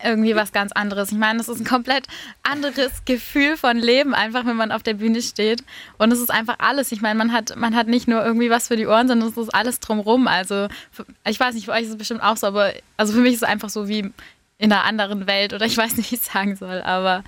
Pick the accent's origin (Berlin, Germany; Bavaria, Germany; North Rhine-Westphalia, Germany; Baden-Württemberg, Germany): Baden-Württemberg, Germany; Tübingen; ich komme aus Tübingen